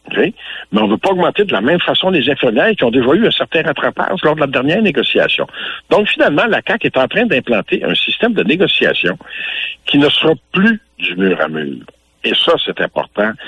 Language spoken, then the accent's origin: French; Louiseville, Quebec, Canada; chez nous à Louisville